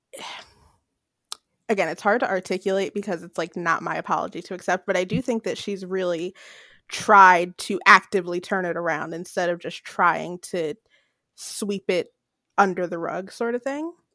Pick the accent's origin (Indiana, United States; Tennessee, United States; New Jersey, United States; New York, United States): New Jersey, United States; Paulsboro; in my hometown